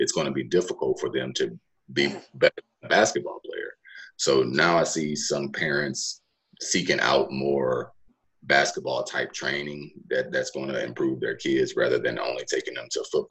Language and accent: English; Cleveland, United States; my hometown of Cleveland